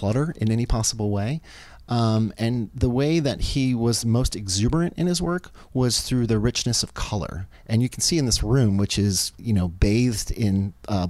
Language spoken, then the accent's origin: English; Baltimore, Maryland, United States; I'm from Baltimore, Maryland